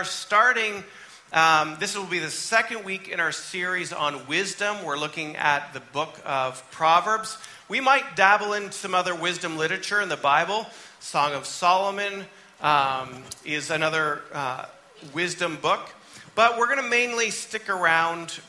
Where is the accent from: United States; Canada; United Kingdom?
Canada; moved away; I grew up in Canada, my mom's from Massachusetts, I'm Yankee.